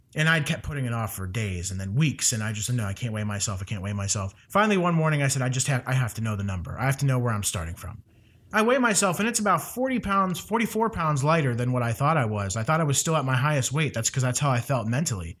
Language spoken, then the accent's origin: English; Ohio, United States; moved away; my hometown in Ohio